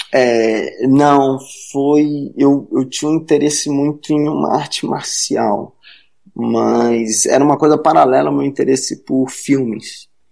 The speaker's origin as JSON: {"language": "Portuguese", "region": "Rio de Janeiro", "country": "Brazil", "moved": "yes", "said": "eu sou carioca, né? Eu morava no Rio na época"}